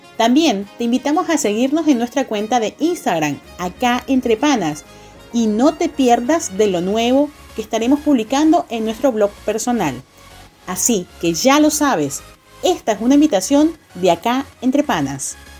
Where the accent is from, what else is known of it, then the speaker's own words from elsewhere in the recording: Caracas, Capital District, Venezuela; moved away as an adult; now in Argentina; soy de la ciudad de Caracas, de Venezuela